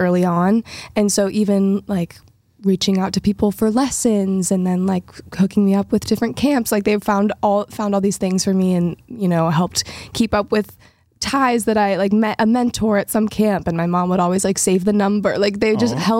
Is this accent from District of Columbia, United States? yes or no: no; Nashville, Tennessee, United States; growing up in Nashville